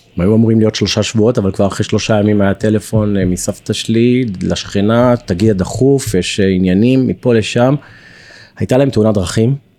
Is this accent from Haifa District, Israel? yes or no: no; Tel Aviv, Tel Aviv District, Israel; גדלתי ברמת אביב, בדירת שלושה חדרים, ישן עם אח שלי בחדר עד גיל 18